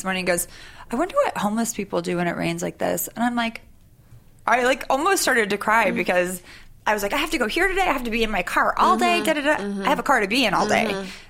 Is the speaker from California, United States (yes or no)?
yes; Sacramento, California, United States; moved away; also born or lived in New York; Sacramento, California.